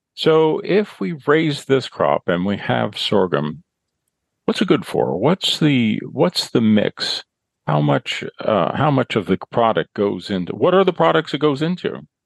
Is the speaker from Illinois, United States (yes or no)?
yes; central Illinois, United States; where I grew up over in central Illinois